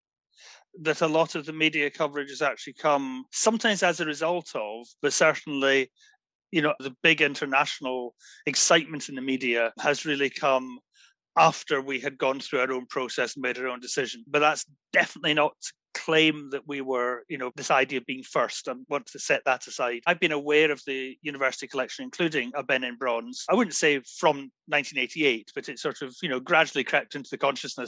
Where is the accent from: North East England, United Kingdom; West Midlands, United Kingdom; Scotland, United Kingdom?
Scotland, United Kingdom; Glasgow; moved away as an adult; now in Aberdeen, United Kingdom; growing up in Glasgow, where there's a really strong museum culture